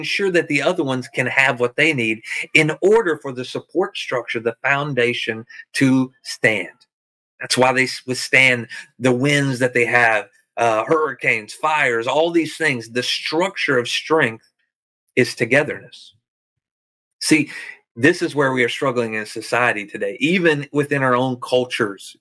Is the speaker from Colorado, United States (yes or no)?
no; Arkansas, United States; I'm from Arkansas